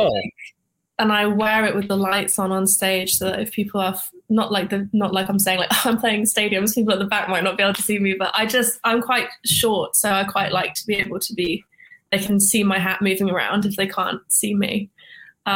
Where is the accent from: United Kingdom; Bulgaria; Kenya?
United Kingdom; now in Atlanta, United States; I'm British